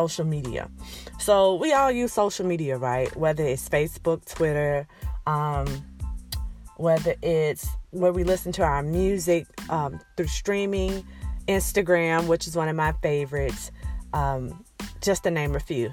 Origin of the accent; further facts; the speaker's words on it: Alabama, United States; accent: Alabama twang, southern twang; moved away as an adult; I am from Alabama. I'm proud to be from Alabama. I've lived there most of my life